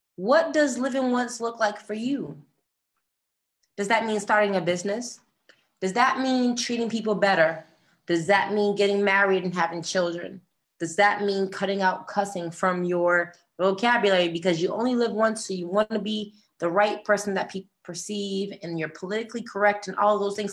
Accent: Boston, Massachusetts, United States; moved away as an adult; also born or lived in New York / New Jersey / California; I come from Boston. I lived in New York, New Jersey

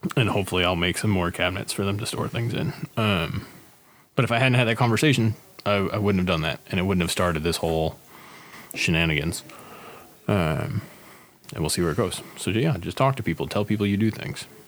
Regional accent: Northfield, Minnesota, United States; my hometown opened like three breweries in the last eight months

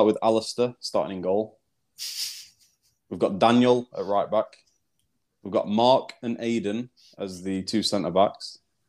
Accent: South Africa; I'm actually South African.

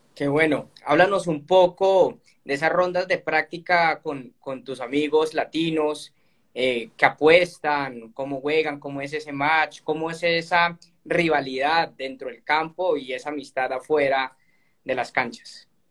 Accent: Colombia; yo como, como colombiano

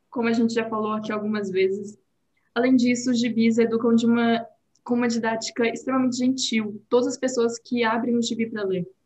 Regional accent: Brazil; now in Portugal; eu cresci no Brasil

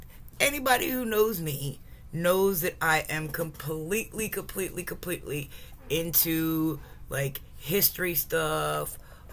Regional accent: Glassboro, New Jersey, United States; moved away as an adult; also born or lived in the Carolinas; the town that I grew up in, the town that I had all my pride in, the town that I am now currently living back in since I've come back from the Carolinas. Like, I had, and I say had, complete pride in my town. I come from Glassboro, New Jersey.

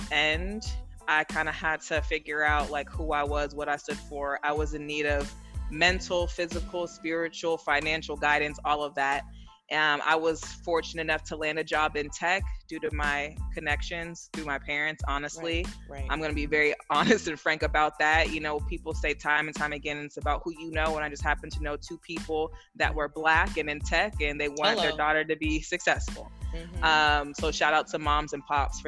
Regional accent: East Palo Alto, California, United States; moved away as an adult; now in Atlanta, United States; I'm born and raised in the Bay Area, California

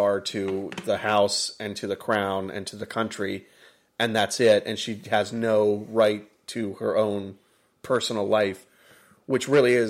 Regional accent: United States; being an American

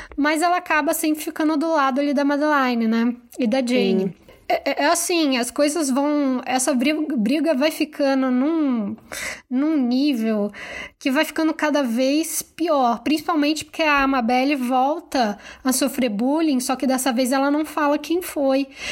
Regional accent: Rio de Janeiro, Brazil; eu sou carioca

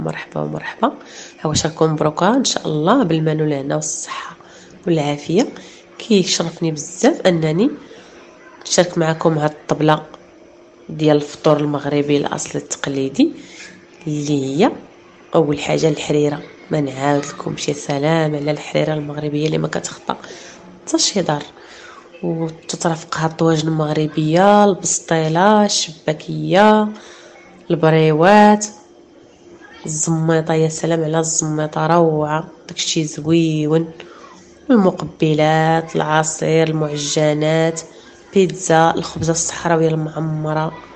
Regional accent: Egypt; عندنا في مصر

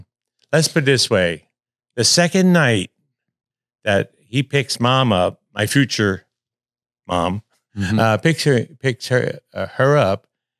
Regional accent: Providence, Rhode Island, United States; born there; Well, I started out as a child. Yeah, I was born in actually Providence, Rhode Island.

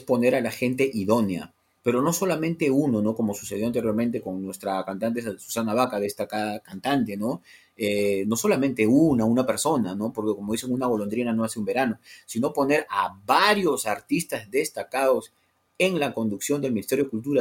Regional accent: Lima, Peru; soy de la costa, ¿no? Soy urbano, procedo de Lima

